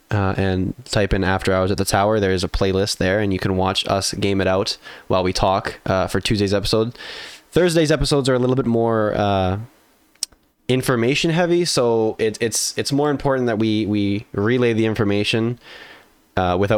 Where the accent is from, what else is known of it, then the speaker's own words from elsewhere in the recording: Canada; I'm in Canada. I'm in the like very center of Canada